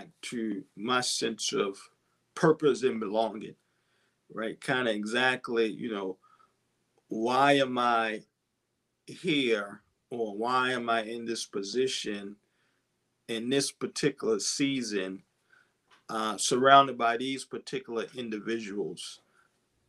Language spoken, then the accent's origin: English; Baltimore, Maryland, United States; I grew up in West Baltimore